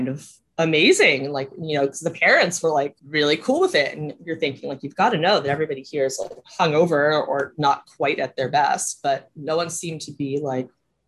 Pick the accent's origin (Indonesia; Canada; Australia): Canada; Montreal, Quebec; moved away as an adult; also born or lived in United States; I lived from Montreal from the time I was 10 until I was 20